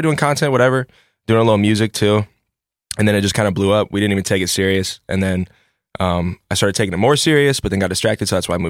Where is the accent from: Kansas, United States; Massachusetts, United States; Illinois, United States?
Illinois, United States; Decatur; moved away as an adult; now in Dallas, United States; I'm from Decatur, Illinois.